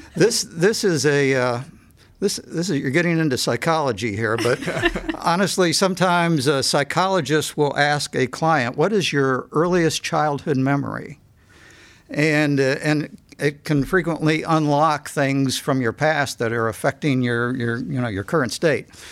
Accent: Cleveland, Ohio, United States; I grew up in Cleveland and we lived close to Cleveland Hopkins Airport.

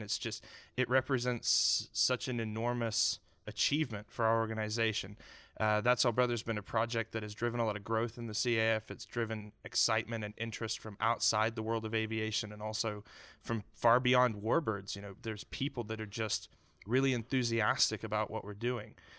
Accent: Canada; also born or lived in Houston, Texas; now in United States; as a Canadian immigrant

